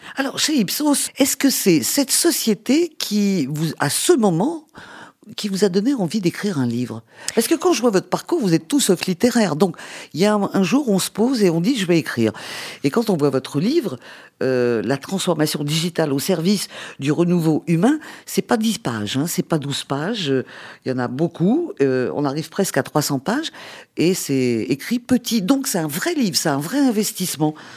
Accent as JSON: {"language": "French", "country": "France", "said": "en tant que bonne française"}